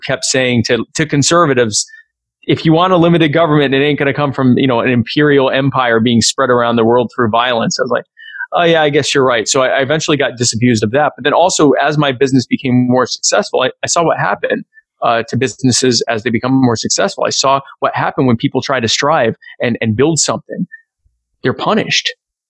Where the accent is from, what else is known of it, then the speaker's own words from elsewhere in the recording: Myrtle Beach, South Carolina, United States; also born or lived in Baltimore; So I grew up in Myrtle Beach. I don't sound like it because my parents are both from up north, but I was born in Baltimore, but raised in the deep south. So I've lived in Myrtle Beach pretty much my whole life.